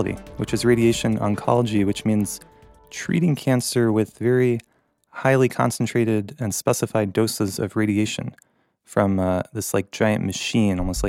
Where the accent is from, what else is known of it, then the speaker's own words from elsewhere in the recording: North Carolina, United States; moved away; I grew up in North Carolina with my family.